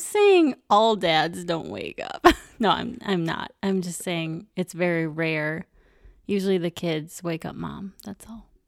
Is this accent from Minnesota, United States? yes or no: yes; Minnesota, United States; we're from Minnesota